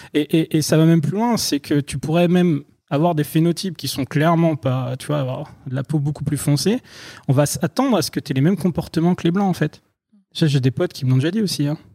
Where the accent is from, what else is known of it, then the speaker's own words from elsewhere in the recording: France; moi qui suis français